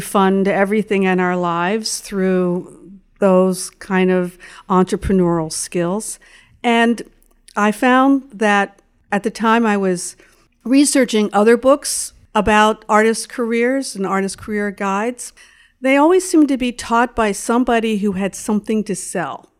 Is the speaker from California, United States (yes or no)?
no; Pittsburgh, Pennsylvania, United States; moved away as an adult; also born or lived in Syracuse, New York / New York City; I was born in Pittsburgh, Pennsylvania